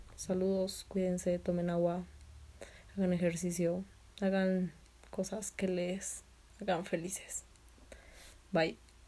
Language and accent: Spanish; Tlaxcala, Mexico; soy de Tlaxcala, Tlaxcala, México